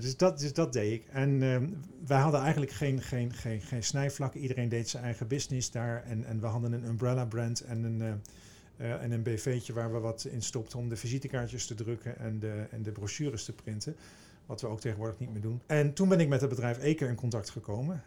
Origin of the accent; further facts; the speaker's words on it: Veluwezoom, Gelderland, Netherlands; Ik kom uit het oosten van het land. Ik ben opgegroeid in de Veluwezoom in de natuur